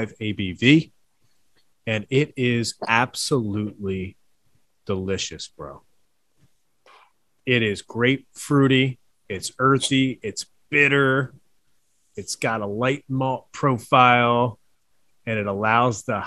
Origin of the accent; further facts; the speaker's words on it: Philadelphia, Pennsylvania, United States; now in Charlotte, United States; Philadelphia is my hometown